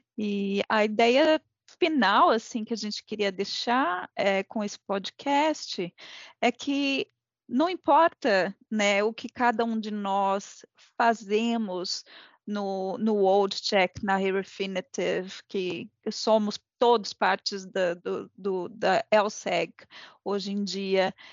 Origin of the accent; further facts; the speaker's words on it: Brazil; somos brasileiros com muito orgulho